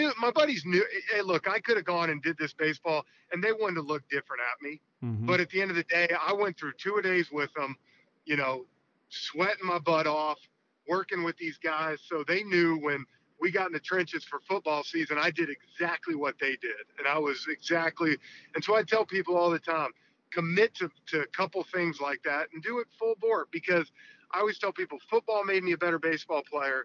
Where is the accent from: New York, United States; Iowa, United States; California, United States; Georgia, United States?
Georgia, United States; Atlanta; stay in Atlanta and do it for my hometown team